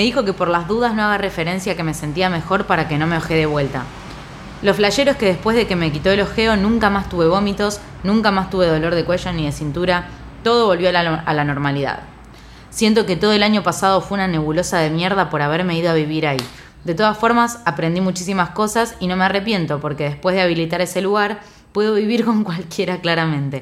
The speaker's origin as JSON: {"language": "Spanish", "country": "Argentina", "said": "soy de Argentina"}